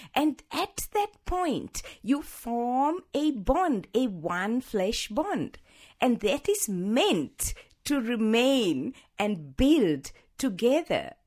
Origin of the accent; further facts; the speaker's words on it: Sri Lanka; moved away as an adult; also born or lived in Hawaii; I was born in Sri Lanka, in the tea plantations of Sri Lanka, sixty-five years ago